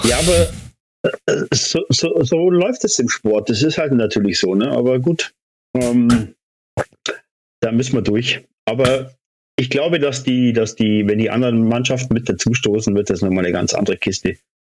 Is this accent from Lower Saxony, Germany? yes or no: no; Immenstadt, Bavaria, Germany; in Immenstadt geboren wie ich.